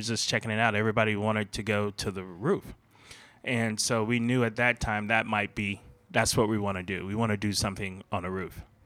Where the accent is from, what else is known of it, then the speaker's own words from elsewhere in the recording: Fort Lauderdale, Florida, United States; moved away; I worked in a lot of mom and pops growing up in Fort Lauderdale.